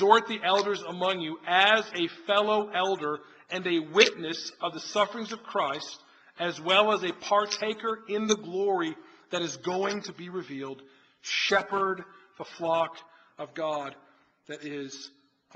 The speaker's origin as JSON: {"language": "English", "area": "outside Chicago", "region": "Illinois", "country": "United States", "tie": "born or raised there", "also_born_or_lived": "Philadelphia, Pennsylvania / Washington, D.C.", "moved": "yes", "lives_now": "Rock Hill, United States", "said": "I grew up outside Chicago, went to school in Philly."}